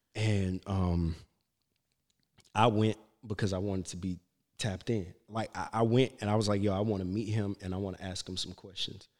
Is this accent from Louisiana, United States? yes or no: yes; Shreveport, Louisiana, United States; moved away; also born or lived in Alexandria, Louisiana; raised in Shreveport. I'm, I was born in Alexandria